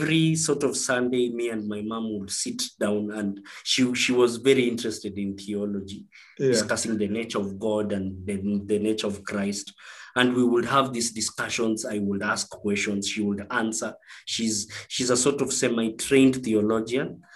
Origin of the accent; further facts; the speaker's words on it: Kakamega, Kakamega County, Kenya; also born or lived in Kisumu; I barely speak Kikuyu because I was brought up in Western Kenya. I was brought up in Kakamega, I think, for 10 years.